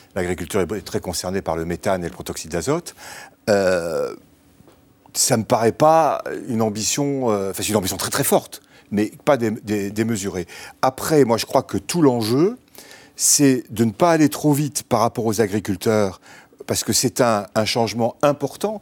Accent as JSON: {"language": "French", "town": "Bordeaux", "region": "Nouvelle-Aquitaine", "country": "France", "also_born_or_lived": "Normandy", "moved": "yes", "said": "je suis bordelais d'origine"}